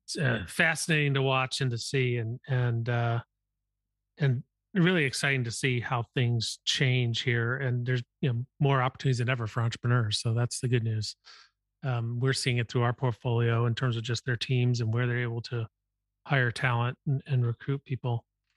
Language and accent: English; Midwest, United States; As a Midwesterner, we've talked about it from time to time